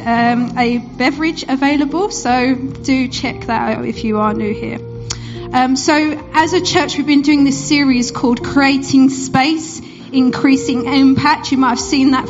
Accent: Essex, East of England, United Kingdom; moved away as an adult; now in Bury St Edmunds, United Kingdom; For those who you might hear in my accent, I'm not originally from Suffolk. I'm from Essex, which is not too far.

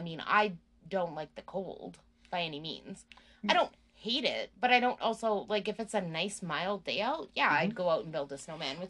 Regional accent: Red Deer, Alberta, Canada; when I was a kid, I can remember going to Bower Ponds with my dad and my mom and my brother.

